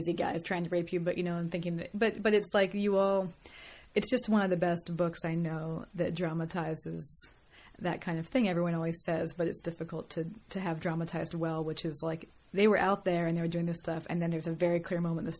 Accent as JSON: {"language": "English", "area": "San Francisco Bay Area", "region": "California", "country": "United States", "tie": "born or raised there", "also_born_or_lived": "Mill Valley, California / New York", "moved": "as an adult", "lives_now": "Los Angeles, United States", "said": "I grew up in the Bay Area, San Francisco Bay Area."}